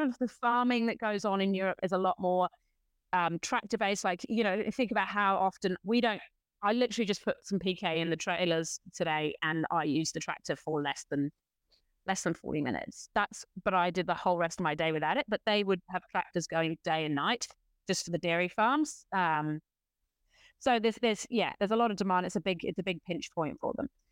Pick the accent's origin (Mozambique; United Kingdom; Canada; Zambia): United Kingdom; now in New Zealand; as a Brit who lived close to France